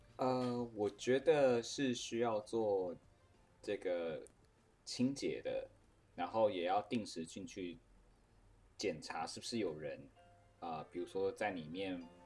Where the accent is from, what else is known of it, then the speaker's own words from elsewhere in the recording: Taiwan; 我是台湾人欸，我是奴性比较重